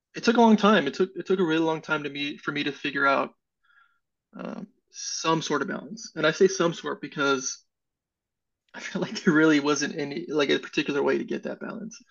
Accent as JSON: {"language": "English", "region": "California", "country": "United States", "tie": "born or raised there", "moved": "as an adult", "lives_now": "Indianapolis, United States", "said": "I'm originally from California"}